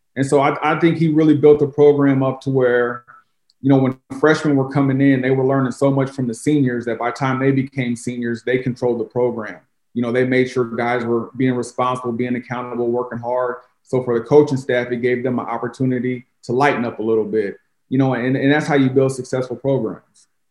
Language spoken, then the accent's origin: English; Jefferson City, Missouri, United States; moved away as an adult; also born or lived in Chicago, United States / Tennessee, United States; now in St. Louis, United States; growing up in Jeff City